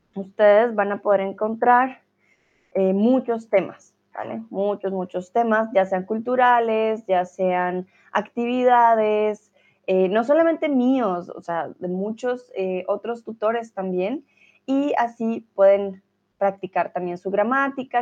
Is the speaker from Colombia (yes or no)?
yes; Colombia; now in Hamburg, Germany; soy, bueno, de Colombia